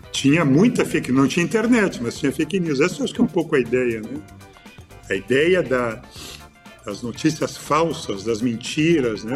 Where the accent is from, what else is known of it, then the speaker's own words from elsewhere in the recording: São Leopoldo, Rio Grande do Sul, Brazil; moved away as an adult; now in Porto Alegre, Brazil; Eu nasci em São Leopoldo. São Leopoldo é uma região aqui da região metropolitana, perto aqui, 30 quilômetros de Porto Alegre. Hoje eu moro há bastante tempo aqui em Porto Alegre, mas nasci e me criei nesta, uhum. nesta cidade.